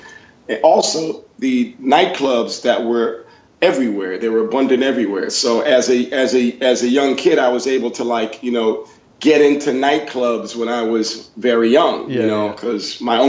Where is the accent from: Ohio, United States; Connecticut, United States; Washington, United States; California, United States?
Connecticut, United States; Bloomfield; I'm from Bloomfield, Connecticut originally. And as a kid growing up here in New England